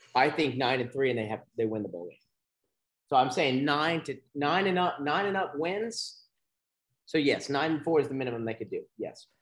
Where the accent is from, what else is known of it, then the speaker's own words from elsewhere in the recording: Beaumont, Texas, United States; growing up in Beaumont